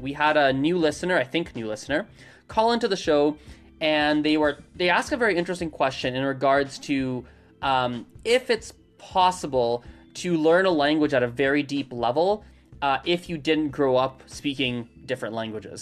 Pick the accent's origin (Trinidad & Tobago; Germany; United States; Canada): Canada; I grew up with English because I'm born and raised in Canada.